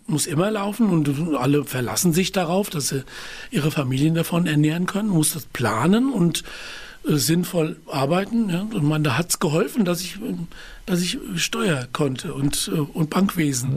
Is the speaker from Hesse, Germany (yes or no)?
yes; Wiesbaden, Hesse, Germany; also born or lived in Taunus; aufgewachsen in Wiesbaden-Biebrich, das ist ein Vorort unten am Rhein und später dann ja in die Stadt umgezogen, dort auch zur Schule gegangen